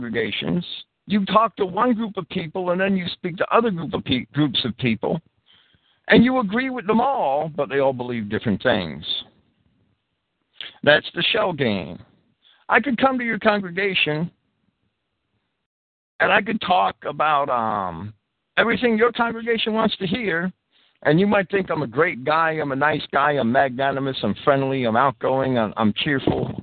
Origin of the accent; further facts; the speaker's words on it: New Jersey, United States; When I was a kid growing up in New Jersey